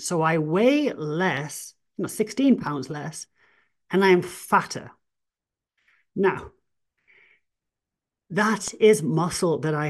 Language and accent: English; England, United Kingdom; oh, well, I'm, you know, I'm English, I'm an outlier, I can build more muscle